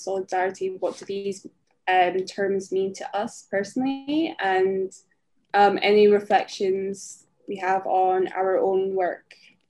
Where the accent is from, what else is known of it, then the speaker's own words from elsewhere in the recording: rural Scotland, United Kingdom; growing up as a Filipino, a mixed race Filipino in rural Scotland